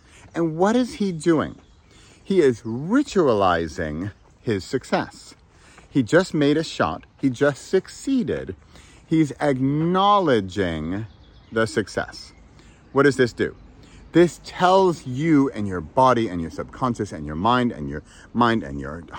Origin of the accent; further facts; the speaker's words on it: San Francisco, California, United States; I'm from San Francisco.